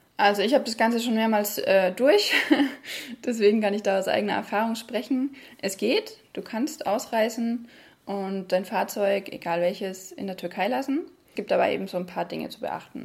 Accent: Germany; bei uns in Deutschland

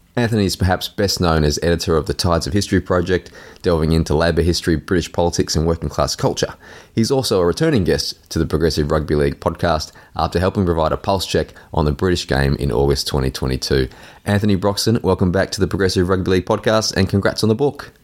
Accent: Australia; as an Australian

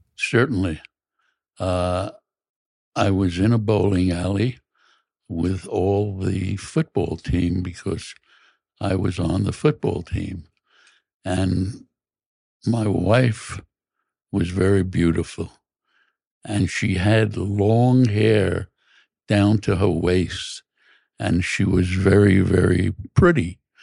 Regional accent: New York City, New York, United States; I grew up in Brooklyn, an lower middle class neighborhood

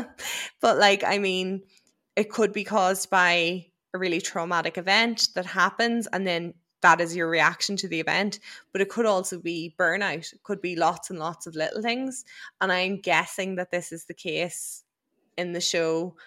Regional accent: Ireland; as an Irish person

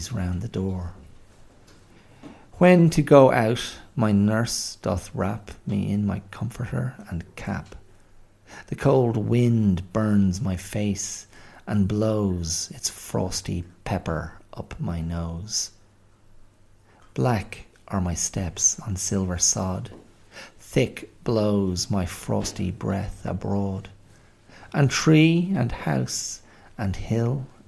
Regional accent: Ireland; moved away as an adult; also born or lived in Melbourne, Australia

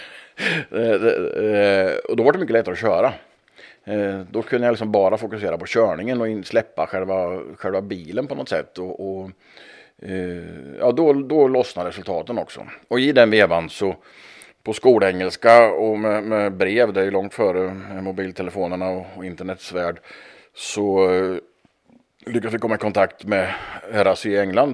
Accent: Östergötland, Sweden; Hemma i Östergötland

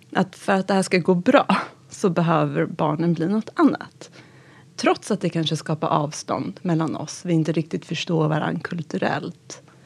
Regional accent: Gustavsberg, Stockholm County, Sweden; also born or lived in Tehran, Iran; växte upp i Gustavsberg

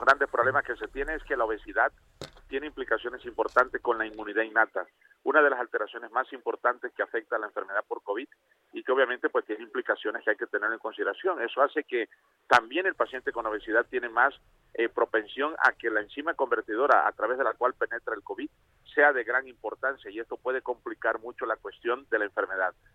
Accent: Tabasco, Mexico; De Tabasco

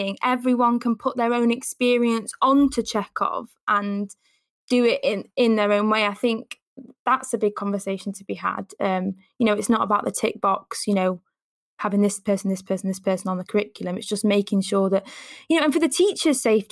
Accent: Newcastle upon Tyne, North East England, United Kingdom; accent: Geordie; I'm from Newcastle, I then have to show that I can do a Southern accent

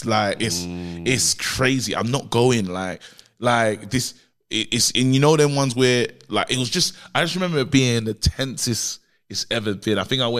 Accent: London, United Kingdom; I'm from Brixton, innit?

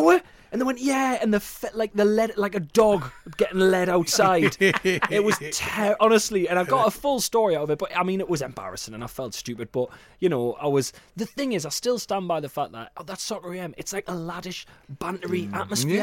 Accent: South Shields, North East England, United Kingdom; South Shields has become a one-team town

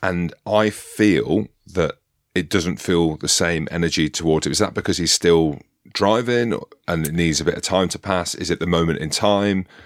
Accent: United Kingdom; being British

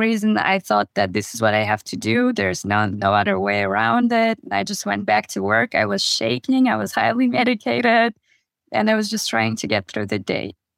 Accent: Kazakhstan; moved away; I grew up in Kazakhstan in a very, very small village.

